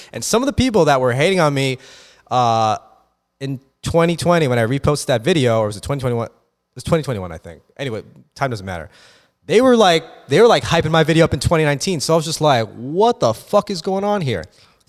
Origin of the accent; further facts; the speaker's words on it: Philippines; because first of all, like, bitch, I'm fucking Filipino.